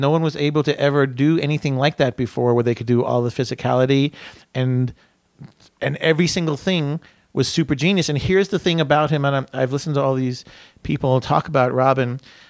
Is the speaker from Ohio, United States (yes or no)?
no; San Francisco, California, United States; because we're from San Francisco